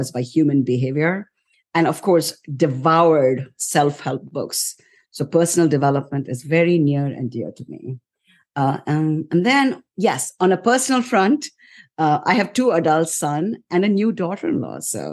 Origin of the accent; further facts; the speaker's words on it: India; moved away as an adult; also born or lived in New York; now in United States; I came to the US around 34 years ago from India, right after my wedding